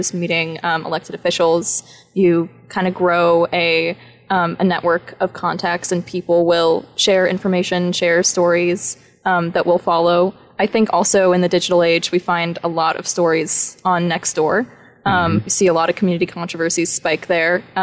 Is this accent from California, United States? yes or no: yes; San Diego, California, United States; moved away as an adult; now in San Luis Obispo, United States; I'm from San Diego. That's where I grew up.